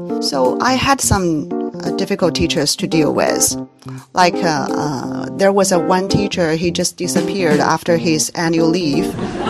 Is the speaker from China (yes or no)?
yes; China; I am from China.